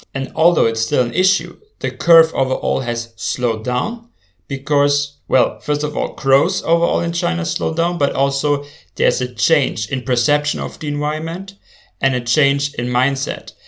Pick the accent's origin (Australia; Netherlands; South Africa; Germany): Germany; my home country, Germany